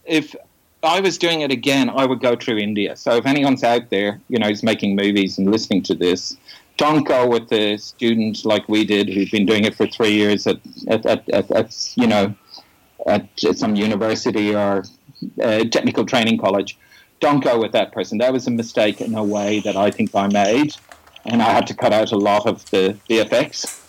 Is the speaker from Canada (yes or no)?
no; Dublin, Leinster, Ireland; I'm originally from the Republic of Ireland, Dublin